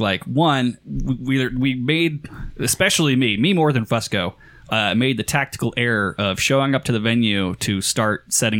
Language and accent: English; United States; moved away; You immediately stand out as an American in Northern Ireland or in Scotland